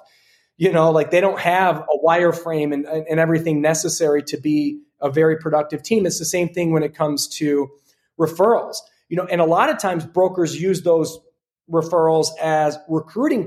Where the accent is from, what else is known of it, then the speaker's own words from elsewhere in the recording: Detroit, Michigan, United States; now in Scottsdale, United States; I'm from Detroit